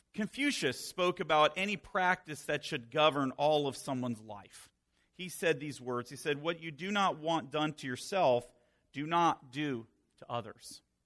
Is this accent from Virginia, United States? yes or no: yes; Northern Virginia, United States; moved away as an adult; also born or lived in Florida / Minnesota / Maryland; now in Pennsylvania, United States; I was born and raised in Virginia, Northern Virginia